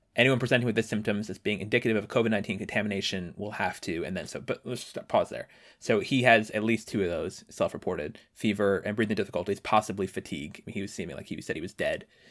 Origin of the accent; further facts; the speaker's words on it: Washington, District of Columbia, United States; my hometown of Washington